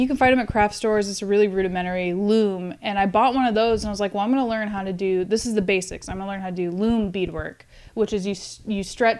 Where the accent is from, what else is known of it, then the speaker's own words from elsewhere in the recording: Tacoma, Washington, United States; moved away as an adult; also born or lived in Alaska; now in Corpus Christi, United States; I mean, Washington is cool. I grew up in kind of like a farm-ish area.